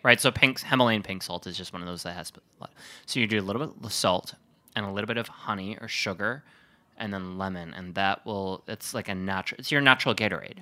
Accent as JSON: {"language": "English", "town": "Sheboygan", "region": "Wisconsin", "country": "United States", "tie": "born or raised there", "said": "I'm from Sheboygan, which is where the Kohler Company is"}